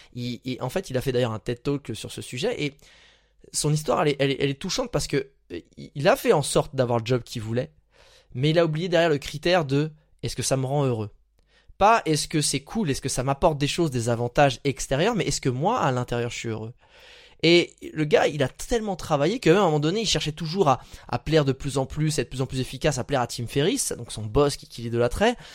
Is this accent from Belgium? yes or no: no; France; moved away; je suis dans ma région, là où j'ai grandi en ce moment, et bah en fait on avait à peu près une heure de Paris